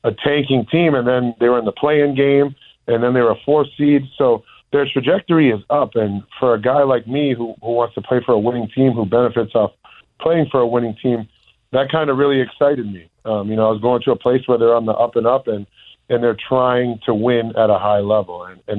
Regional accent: Massachusetts, United States; where I grew up in my home state

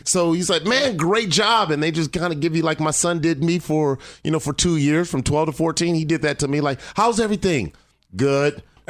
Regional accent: Los Angeles, California, United States; Okay, so I grew up here in town. I grew up in Crenshaw, South Central Los Angeles.

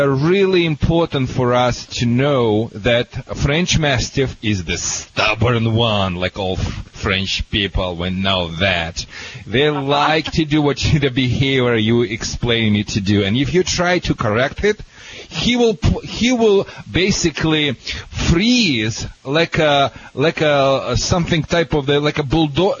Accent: Russia; now in United States; I am from Russia

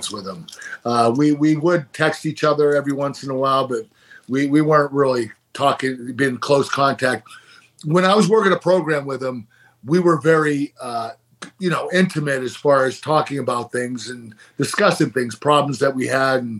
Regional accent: Pittsburgh, Pennsylvania, United States; my hometown of Pittsburgh

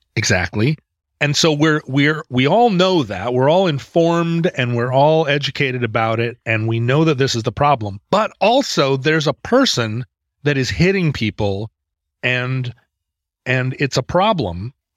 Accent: United States; as an American

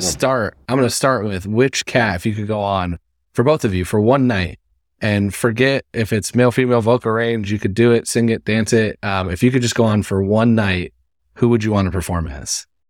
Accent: Midwest, United States; I'm from the Midwest, so I'm from a city that sometimes people say that, but I love, I love where I grew up.

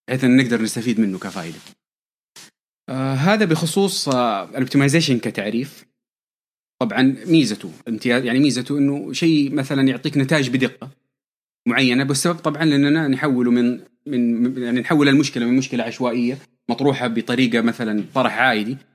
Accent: Taif, Makkah Province, Saudi Arabia; آه، من مواليد الطائف تربية الطائف أهلي من مكة أساسا

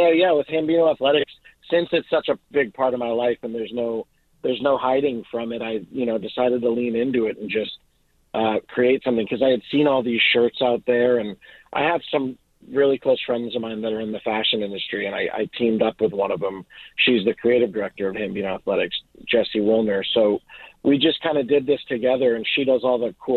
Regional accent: Boston, Massachusetts, United States; now in Los Angeles, United States; I'm from Boston

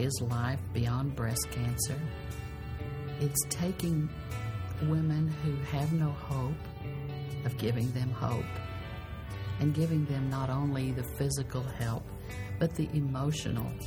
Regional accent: San Diego, California, United States; I grew up in San Diego in a very poor area

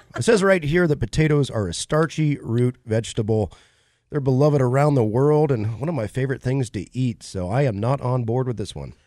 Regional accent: Ohio, United States; moved away; I was born in the Buckeye State

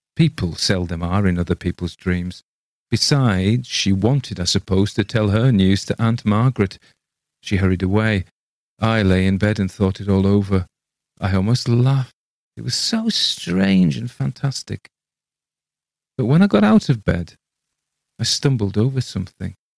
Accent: England, United Kingdom; I read it as an Englishman

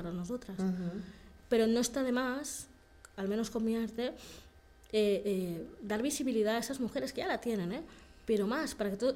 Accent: Equatorial Guinea; yo, opto y ya digo, ¿de dónde eres? Guinea Ecuatorial, ya está.

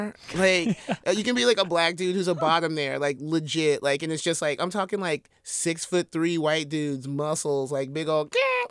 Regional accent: Triana, Alabama, United States; moved away; I grew up in Triana, Alabama, population 400.

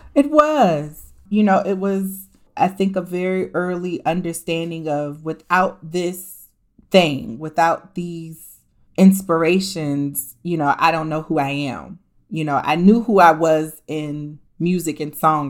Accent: Columbus, Ohio, United States; moved away; also born or lived in New York / Washington, D.C.; I was born and raised in Columbus, Ohio. So everywhere I go, I tell everybody I'm just an Ohio girl

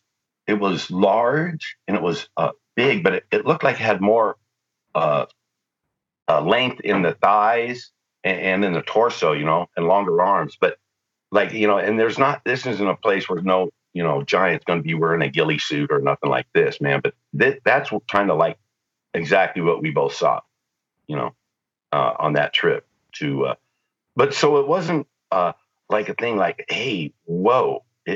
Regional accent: Rossville, United States; growing up in Rossville, you know, it's like you were from a different planet

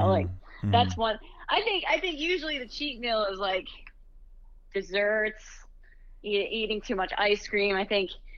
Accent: Youngstown, Ohio, United States; moved away as an adult; also born or lived in Akron, Ohio; now in New York, United States; I grew up in Ohio

